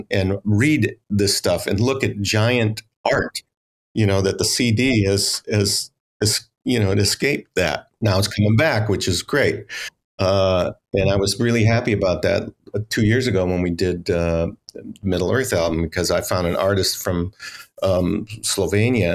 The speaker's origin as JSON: {"language": "English", "town": "Los Angeles", "region": "California", "country": "United States", "tie": "born or raised there", "also_born_or_lived": "outside Chicago, Illinois", "said": "I am from Los Angeles, which is huge and spread out"}